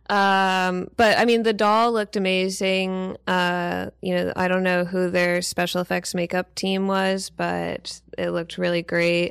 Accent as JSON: {"language": "English", "town": "New Orleans", "region": "Louisiana", "country": "United States", "said": "I'm from New Orleans"}